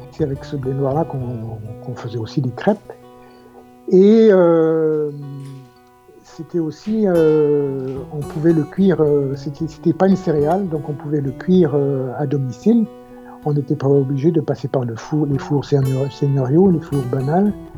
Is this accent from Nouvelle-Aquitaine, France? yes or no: no; Brest, Brittany, France; accent: Brestois, Breton; notre accent brestois, notre accent breton